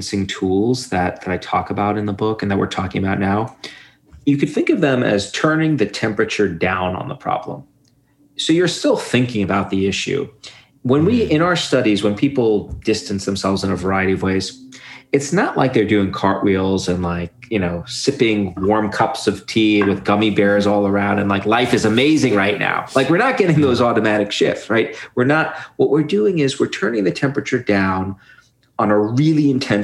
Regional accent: New York City, New York, United States; where I grew up in Brooklyn

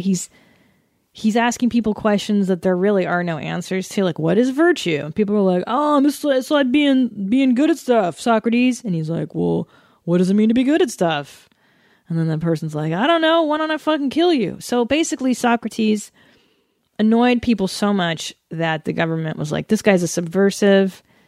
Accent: Canada; now in United States; that's where I was born in Canada in nineteen seventy-six.

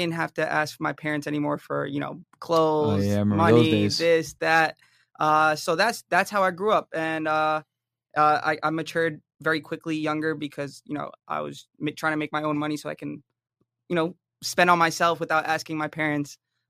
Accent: Jersey City, New Jersey, United States; born there; So, I mean, I was born in New Jersey, Jersey City.

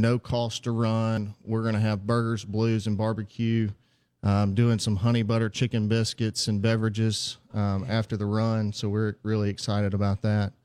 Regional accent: Heidelberg, Mississippi, United States; also born or lived in Jackson, Mississippi; I'm from Heidelberg, Mississippi originally.

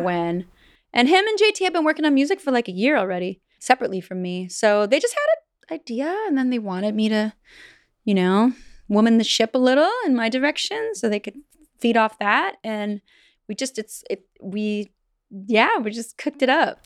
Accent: Vancouver Island, British Columbia, Canada; I'm from Vancouver Island

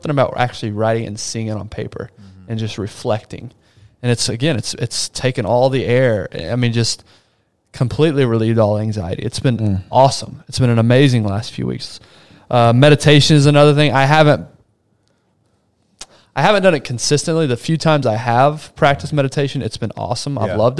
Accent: Brazil; I was born in Brazil. My parents grew me up in an environment, third world country, a lot of poor people.

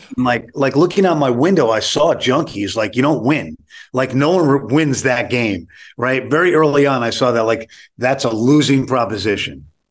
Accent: New York City, New York, United States; I, I grew up on the Lower East Side of Manhattan.

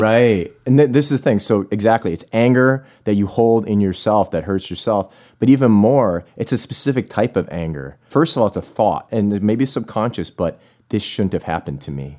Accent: Buffalo, New York, United States; I'm from Buffalo

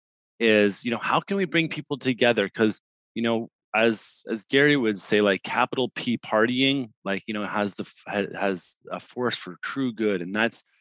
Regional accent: Ottawa, Ontario, Canada; growing up in Ottawa

